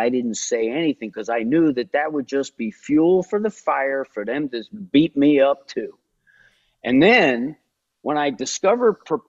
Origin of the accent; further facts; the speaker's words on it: New Jersey, United States; I'm from New Jersey. It's still my favorite exercise.